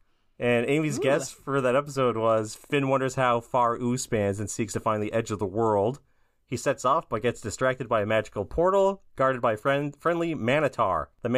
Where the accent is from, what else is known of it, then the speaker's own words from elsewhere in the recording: Brazil; I'm from Brazil, and I love listening to your podcast.